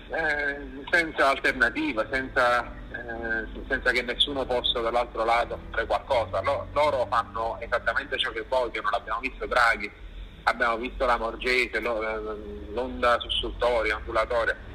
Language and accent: Italian; Naples, Campania, Italy; io sono napoletano